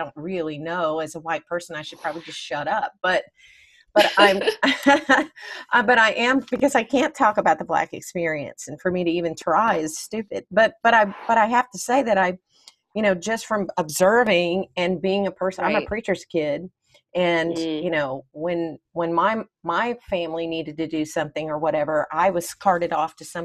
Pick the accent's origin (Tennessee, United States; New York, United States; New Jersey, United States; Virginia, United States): Tennessee, United States; Nashville; I grew up in Nashville, Tennessee. That's where I'm from